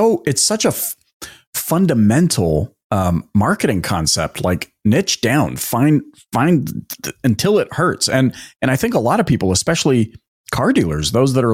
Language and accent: English; Canada; accent: Canadian; my Canadian accent, I grew up in Canada